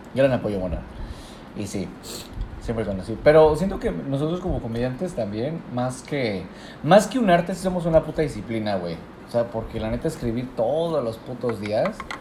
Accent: Puebla, Mexico; moved away as an adult; now in Cabo San Lucas, Mexico; yo que vengo de Puebla

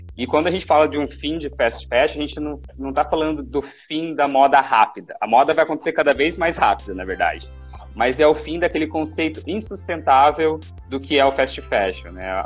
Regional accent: Paraná, Brazil; moved away as an adult; now in Florianópolis, Brazil; eu sou natural do Paraná, eu agora resido em Florianópolis

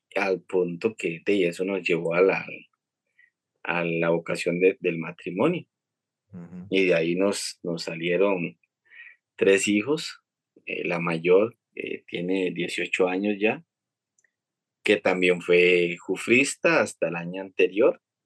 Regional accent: El Tejar, Cartago, Costa Rica; yo soy de, del Huarco de Tejar

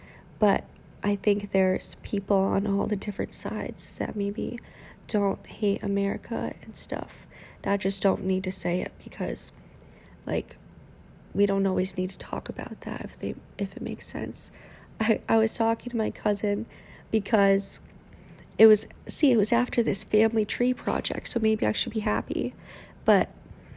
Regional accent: Cheshire, Connecticut, United States; when I went to school where they spoke English, obviously, Highland School in Cheshire, Connecticut, I stopped speaking Vietnamese as often.

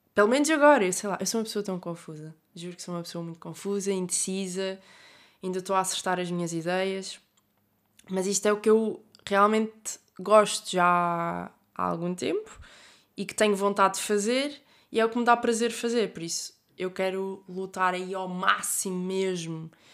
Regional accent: Algarve, Portugal; moved away as an adult; now in Porto, Portugal; Estou a chegar ao Algarve, à minha terra natal

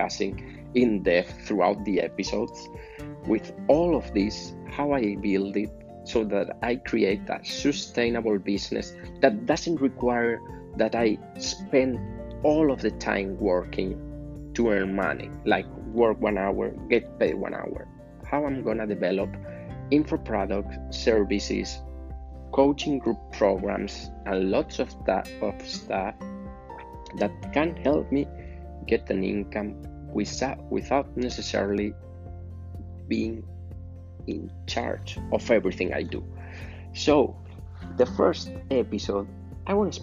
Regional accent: Spain; English is a second language; I'm from Spain

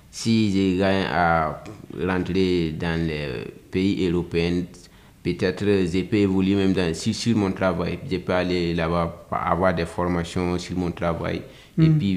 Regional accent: Nord, Burkina Faso; Je suis du Burkina Faso, précisément dans la région du Nord. J'ai fait les adinazes au Burkina Faso dans mon village.

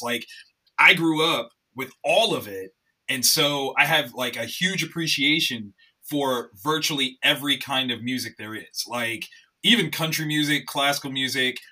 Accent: Columbus, Ohio, United States; I'm born and raised in Columbus, Ohio

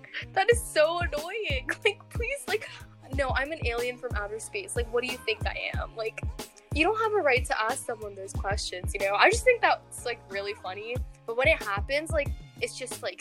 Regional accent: Virginia, United States; also born or lived in Colorado

